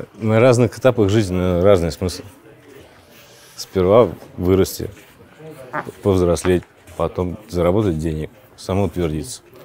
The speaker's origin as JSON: {"language": "Russian", "region": "Saint Petersburg", "country": "Russia", "tie": "born or raised there", "moved": "as an adult", "lives_now": "Phuket, Thailand", "said": "Я родился, вырос в Питере"}